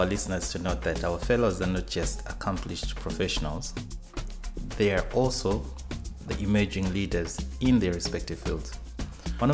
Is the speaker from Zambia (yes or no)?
yes; Zambia; moved away as an adult; now in Washington, United States; I am from the Republic of Zambia in the savannas of Southern Africa